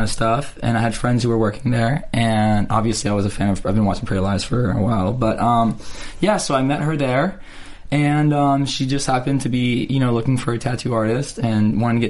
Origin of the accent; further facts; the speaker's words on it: Canada; moved away; I was born in Canada, originally